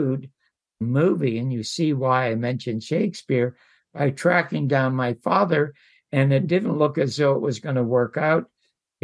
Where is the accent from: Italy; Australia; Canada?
Canada; Toronto, Ontario; moved away as an adult; also born or lived in Las Vegas; now in United States; I was born in the Salvation Army Charity Ward in Toronto, Canada, to two parents